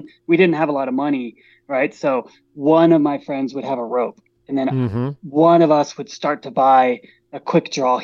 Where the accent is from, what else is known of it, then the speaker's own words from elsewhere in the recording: Colorado Springs, Colorado, United States; also born or lived in Pacifica, California; I grew up down in Colorado Springs